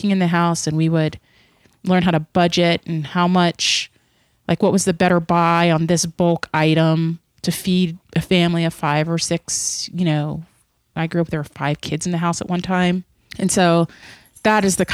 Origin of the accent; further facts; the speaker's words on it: near Brownsville, Pennsylvania, United States; I was born in Pennsylvania in a very rural town near Brownsville, Pennsylvania.